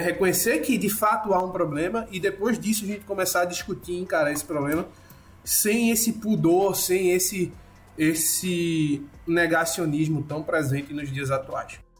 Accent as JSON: {"language": "Portuguese", "town": "Recife", "region": "Pernambuco", "country": "Brazil", "said": "eu sou de Recife"}